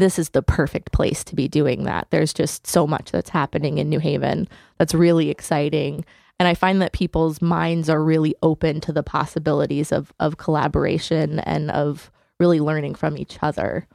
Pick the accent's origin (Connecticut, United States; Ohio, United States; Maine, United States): Connecticut, United States; Hamden; I grew up in Hamden, Connecticut